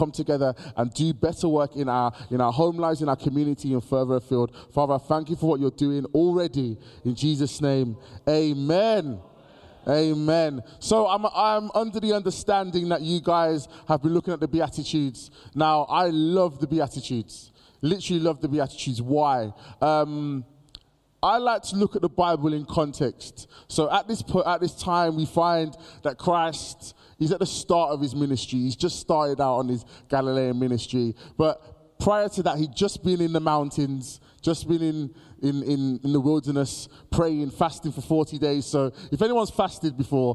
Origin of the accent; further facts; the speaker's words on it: Birmingham, West Midlands, United Kingdom; Born and raised in Birmingham